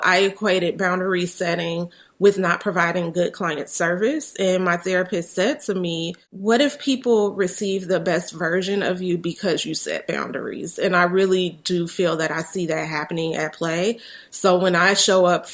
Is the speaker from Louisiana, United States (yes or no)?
no; Chicago, Illinois, United States; especially here in my hometown of Chicago